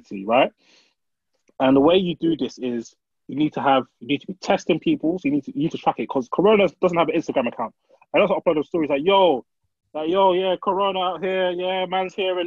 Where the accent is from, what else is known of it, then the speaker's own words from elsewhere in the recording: Nigeria; now in United Kingdom; I'm Nigerian